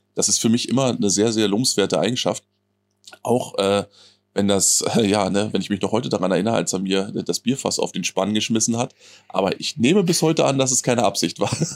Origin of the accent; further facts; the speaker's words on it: Friesack area, Brandenburg, Germany; moved away; meine alte Heimat, wenn du so willst. Ne? Das, ich ich fall quasi aus, der, aus meiner heimatlichen Haustür und äh, bin quasi schon in Friesack